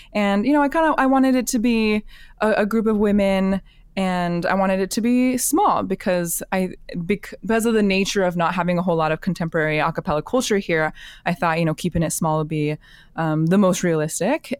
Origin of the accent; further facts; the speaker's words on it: Alaska, United States; moved away as an adult; life just kinda brought me back to Alaska eventually. And, um, my hometown just did not have a whole lot of contemporary vo-, vocal music